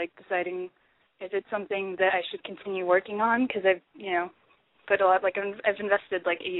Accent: Corpus Christi, Texas, United States; now in Austin, United States; I'm from Corpus, and I'm 19 years old.

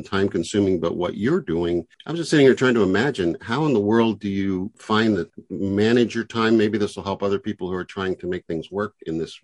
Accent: the South, United States; I grew up in the South

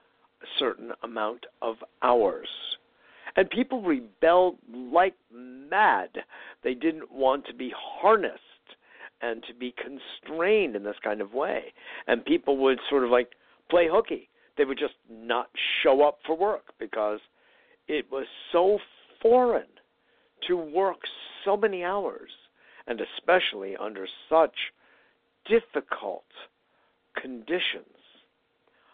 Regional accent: Connecticut, United States; also born or lived in New York City / Chicago area; I was growing up in Connecticut, even though I was originally born and early years raised in New York. But my main growing up was, after a brief spell in the Chicago area, in Connecticut

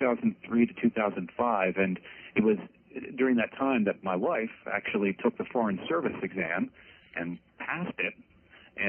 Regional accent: Philadelphia, Pennsylvania, United States; Well, I'm originally from Philadelphia, the youngest of seven.

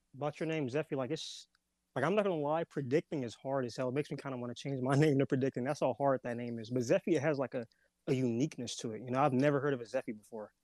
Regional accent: Los Angeles, California, United States; I grew up in L A.

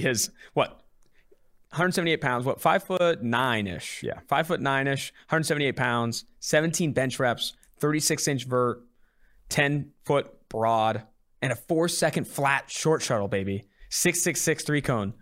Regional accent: California, United States; now in Cincinnati, United States; I'm originally from California.

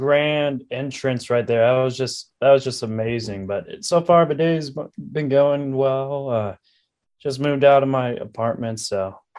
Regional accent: Manhattan, Kansas, United States; also born or lived in Lawrence, Kansas; it's been a long while that I've been in Manhattan and been enjoying it ever since.

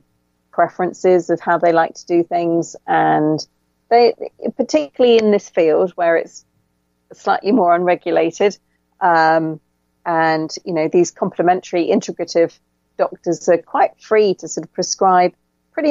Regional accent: England, United Kingdom; accent: English; It's my English accent.

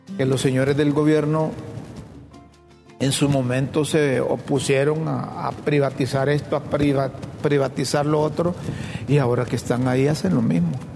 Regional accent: Honduras

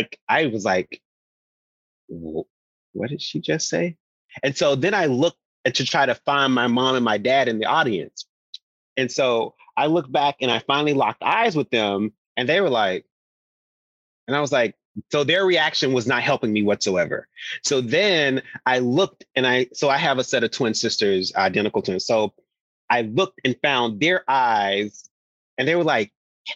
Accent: Rossville, Tennessee, United States; moved away as an adult; I'm very proud of where I come from. So at every interview in Hollywood, I'm like, shout out to Rossville, Tennessee

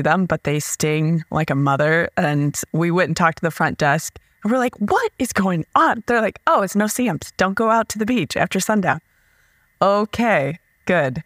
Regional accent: Nebraska, United States; We're from Nebraska

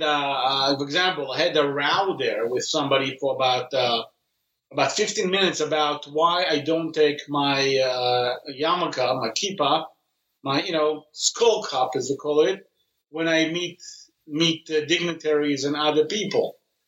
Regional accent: Israel; born there; I was born here in Israel, and the interesting thing is that I had a fantasy, actually, as a child to work here in the center.

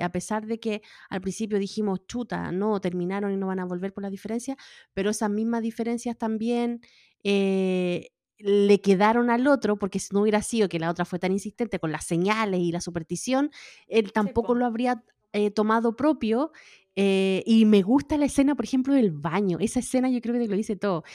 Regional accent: Chile; moved away; Yo soy chilena con Mauricio, los dos somos chilenos

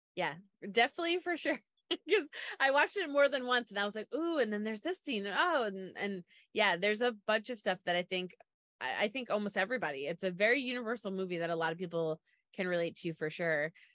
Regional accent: Long Island, New York, United States; I'm from Long Island

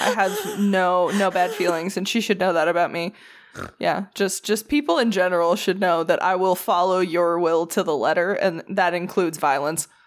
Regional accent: the South, United States; as a Southerner

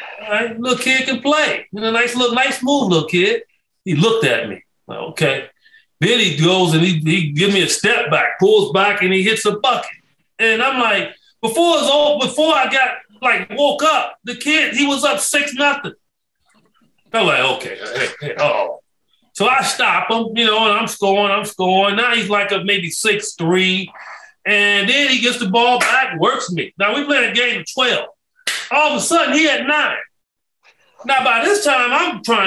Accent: Chicago, Illinois, United States; moved away as an adult; also born or lived in Phoenix, Arizona; I grew up in Cabrini Green. And then we moved to the west side of Chicago

